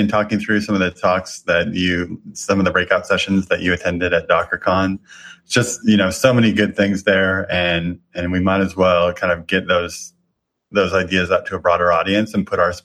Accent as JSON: {"language": "English", "region": "Colorado", "country": "United States", "tie": "born or raised there", "said": "I grew up in Colorado"}